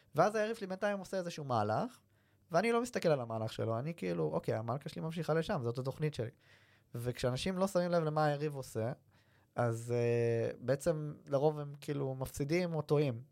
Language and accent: Hebrew; Kfar Saba, Central District, Israel; אני גדלתי בכפר סבא